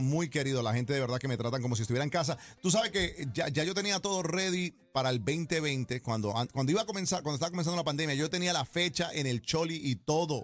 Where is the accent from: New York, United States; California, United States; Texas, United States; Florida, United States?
New York, United States; also born or lived in Bogotá, Colombia; Yo soy de la capital de Bogotá y ellos emigraron eh, inmigraron a Nueva York cuando yo tenía cinco años. Ah, yo me crié en Nueva York